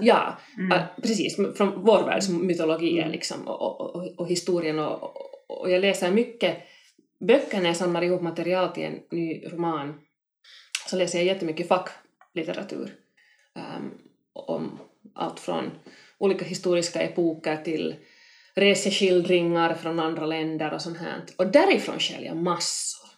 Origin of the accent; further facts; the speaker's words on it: Helsinki, Uusimaa, Finland; Kronohagen där jag växte upp